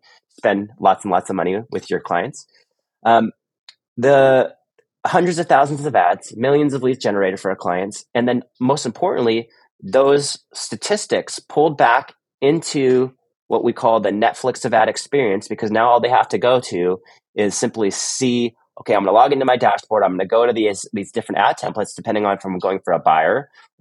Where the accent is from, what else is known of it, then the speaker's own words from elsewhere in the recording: Los Gatos, California, United States; also born or lived in San Luis Obispo, California; I'm originally from California. Born and raised in the Bay Area, and spent my life mostly in a little area called Los Gatos.